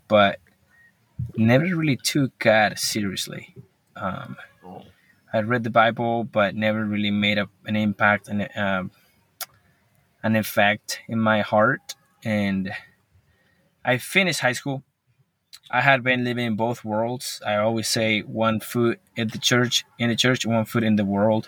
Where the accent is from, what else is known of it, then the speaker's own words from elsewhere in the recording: Colombia; English is a second language; now in Marshalltown, United States; I'm from Colombia. We live in America.